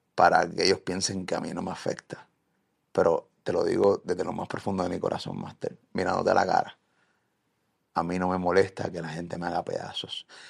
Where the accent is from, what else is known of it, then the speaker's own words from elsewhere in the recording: Puerto Rico; aquí en mi país